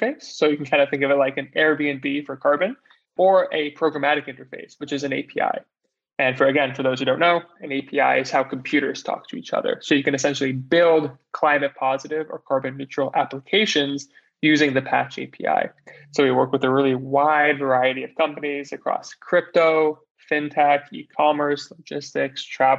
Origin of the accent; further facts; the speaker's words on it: New York, United States; also born or lived in Montreal, Canada; grew up in New York